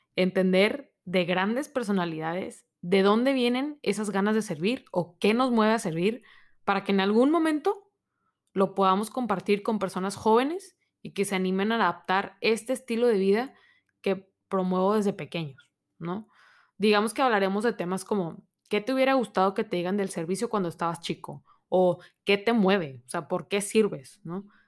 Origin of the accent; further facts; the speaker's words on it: Monterrey, Nuevo León, Mexico; soy de Monterrey, México